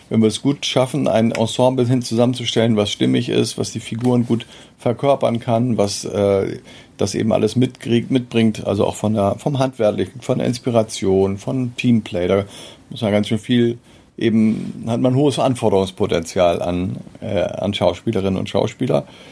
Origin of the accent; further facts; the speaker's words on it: Meldorf, Schleswig-Holstein, Germany; also born or lived in Eckstedt; in meiner Zeit äh, als Jugendlicher in Meldorf